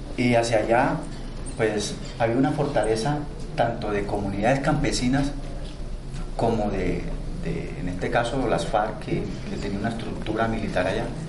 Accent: Bajo Atrato, Chocó, Colombia; Yo nací en el municipio de Uribe, hacia el norte, pero me crié en el Bajo Atrato, en el municipio de Río

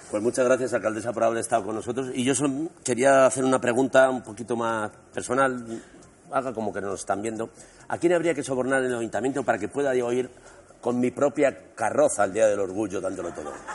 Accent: Spain; Un buen día nos acostamos siendo españoles y nos despertamos siendo europeos

